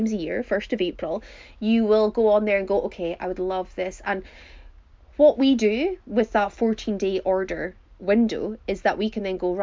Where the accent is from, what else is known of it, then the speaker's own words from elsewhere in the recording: Highlands of Scotland, United Kingdom; we are from the Highlands of Scotland